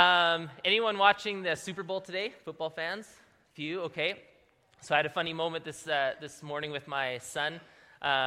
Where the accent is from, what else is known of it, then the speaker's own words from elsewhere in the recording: Manitoba, Canada; moved away; we're from Manitoba